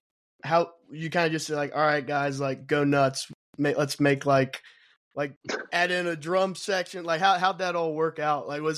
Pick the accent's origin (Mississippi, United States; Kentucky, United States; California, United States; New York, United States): Kentucky, United States; moved away; also born or lived in Texas; I'm from Kentucky. So I moved out there